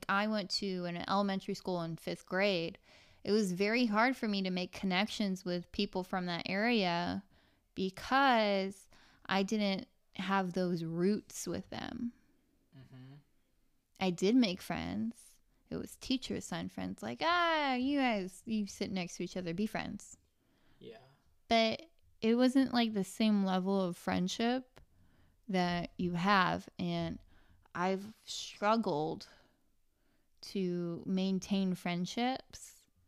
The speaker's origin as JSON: {"language": "English", "region": "California", "country": "United States", "tie": "born or raised there", "also_born_or_lived": "Santa Ana, California / Garden Grove, California / Huntington Beach, California"}